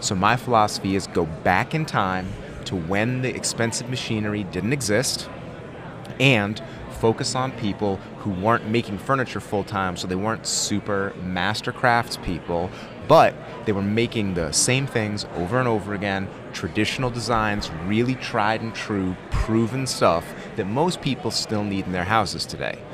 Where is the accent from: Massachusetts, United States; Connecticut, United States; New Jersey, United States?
Connecticut, United States; moved away as an adult; also born or lived in Merced, California; now in Cleveland, United States; I'm from Connecticut originally, so's my wife